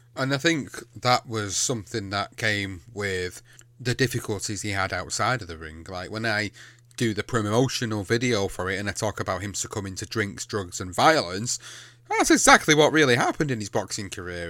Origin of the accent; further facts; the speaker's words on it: England, United Kingdom; I come from the U K. I come from England